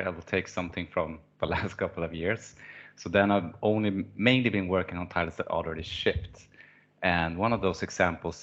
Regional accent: Stockholm, Stockholm County, Sweden; I'm from Stockholm, where I work and live with my family.

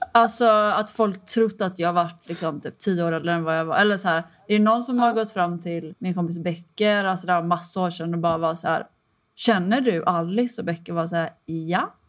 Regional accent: Kullavik, Västra Götaland, Sweden; jag är från Kullavik

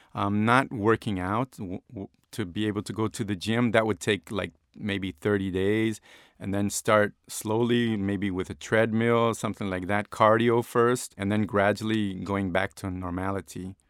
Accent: Rio de Janeiro, Brazil; moved away as an adult; I was born in Rio de Janeiro, Brazil.

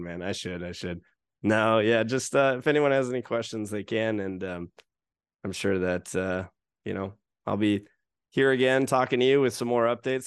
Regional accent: United States; now in Japan; as an American

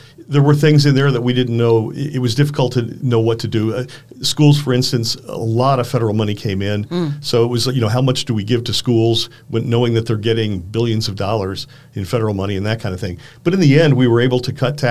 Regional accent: Wisconsin, United States

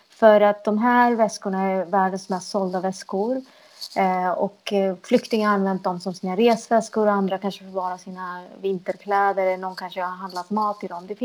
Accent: Sweden; Som när jag åker runt i världen och säger att jag är från Sverige så är det inte så att jag alltid blir trodd.

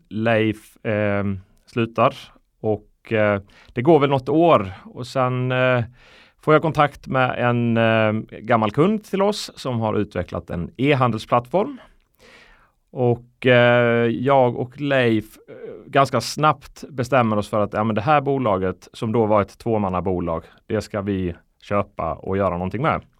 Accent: Sweden; also born or lived in Iceland; jag är född på Island mm. eh, 82. Flyttade till Sverige 91, nio år eh, gammal

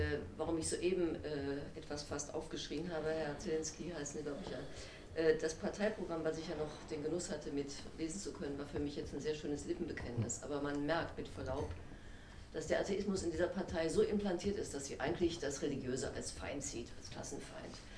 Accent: Wuppertal, North Rhine-Westphalia, Germany; moved away; also born or lived in Paris / Berlin; ich bin zwar gebürtige Wuppertalerin, aber ich pendel seit geraumer Zeit zwischen Paris und Berlin.

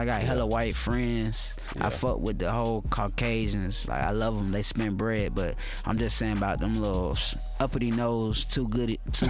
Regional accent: Atlanta, Georgia, United States; I'm from Atlanta, Georgia, Zone 3 to be exact. I'm a Grady baby. I grew there. I did not fly there.

